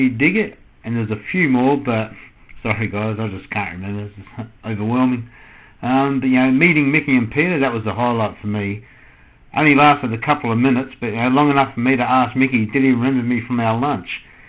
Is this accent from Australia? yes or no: yes; Adelaide, South Australia, Australia; But my hometown concert of Adelaide, well, that just took it to another level.